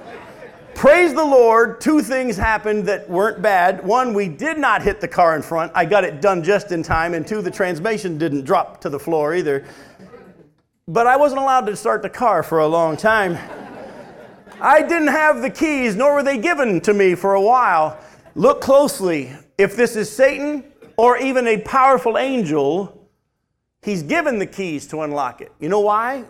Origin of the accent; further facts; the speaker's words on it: New Hampshire, United States; that's the kind of church I was raised in up in New Hampshire